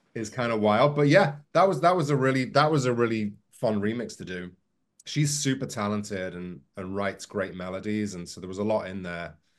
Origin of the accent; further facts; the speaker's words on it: near Liverpool and Manchester, North West England, United Kingdom; I grew up near Liverpool and Manchester